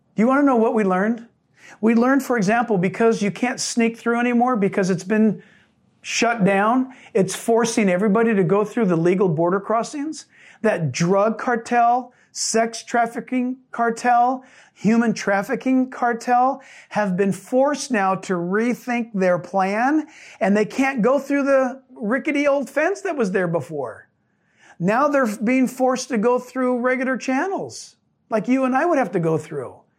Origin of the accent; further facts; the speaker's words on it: San Diego, California, United States; I was born in San Diego.